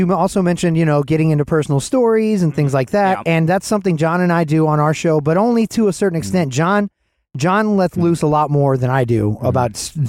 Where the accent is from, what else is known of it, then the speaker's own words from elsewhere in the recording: Atlanta, Georgia, United States; I was from Atlanta.